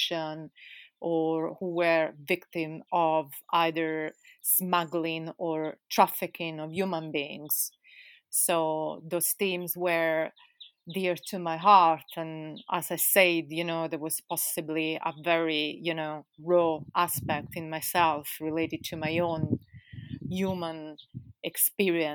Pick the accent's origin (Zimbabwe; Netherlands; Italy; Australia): Italy; also born or lived in London, United Kingdom; now in Spain; I'm from Italy.